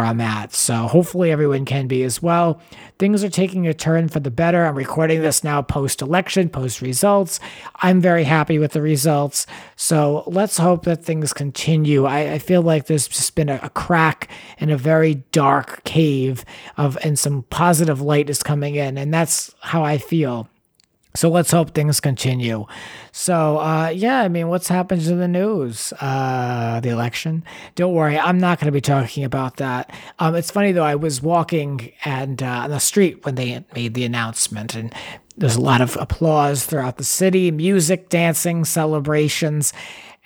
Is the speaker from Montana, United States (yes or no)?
no; Cranston, Rhode Island, United States; also born or lived in Los Angeles, California; now in New York, United States; I'm an East Coast kid growing up in Cranston, Rhode Island, 02921, now being here in New York.